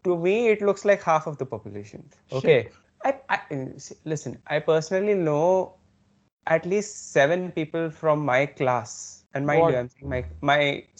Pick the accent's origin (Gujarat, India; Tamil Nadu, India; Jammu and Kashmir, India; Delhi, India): Delhi, India; I am from Delhi